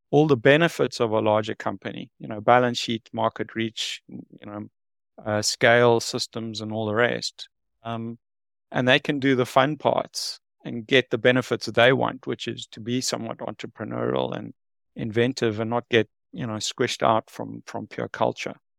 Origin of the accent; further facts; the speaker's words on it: South Africa; moved away as an adult; now in Singapore; I'm from South Africa, uh, born and bred